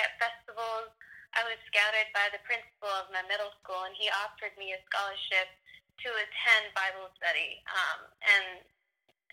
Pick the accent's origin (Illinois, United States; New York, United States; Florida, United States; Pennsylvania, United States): New York, United States; I'm from New York